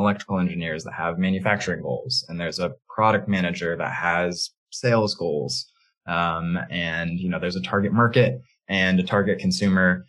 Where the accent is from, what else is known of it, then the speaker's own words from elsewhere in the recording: Midwest, United States; now in San Francisco, United States; I grew up in the Midwest, but I'm now a West Coast transplant